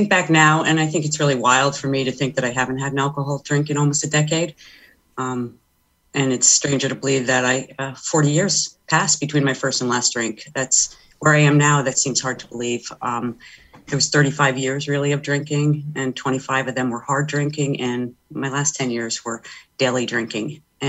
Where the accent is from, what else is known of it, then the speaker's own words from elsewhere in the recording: Stamford, Connecticut, United States; Well, I was raised in Stamford, and I was one of six children, the first of three girls after three boys.